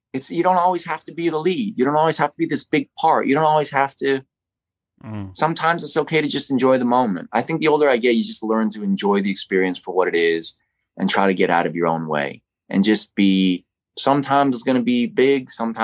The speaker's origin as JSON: {"language": "English", "town": "Winnipeg", "region": "Manitoba", "country": "Canada", "tie": "born or raised there", "said": "I grew up in Winnipeg, Manitoba, watching movies."}